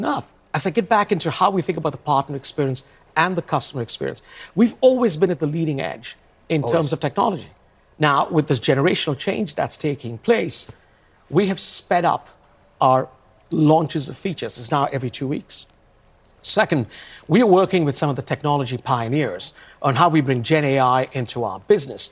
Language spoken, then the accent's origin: English; India; also born or lived in London; now in Seattle, United States; I come from India